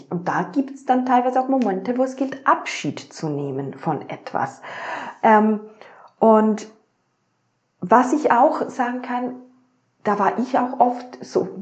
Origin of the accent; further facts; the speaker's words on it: Switzerland; Klar, ich habe das Privileg, ich bin in der Schweiz aufgewachsen ähm, und jetzt nicht in einem Entwicklungsland